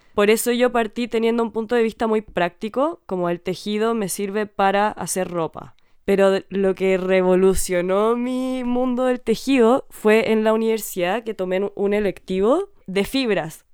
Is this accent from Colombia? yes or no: no; Chile; born or raised there